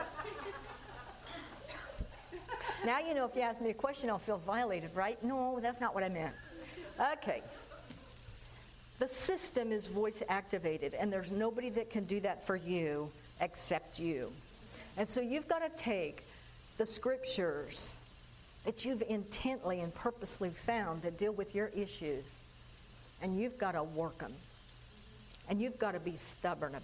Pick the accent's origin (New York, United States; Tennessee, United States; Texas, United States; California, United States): California, United States; I grew up in California